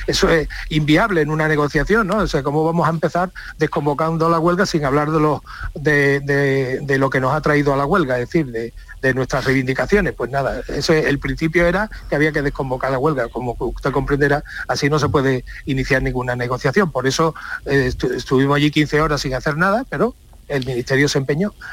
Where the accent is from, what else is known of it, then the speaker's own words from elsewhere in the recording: Seville, Andalusia, Spain; soy sevillano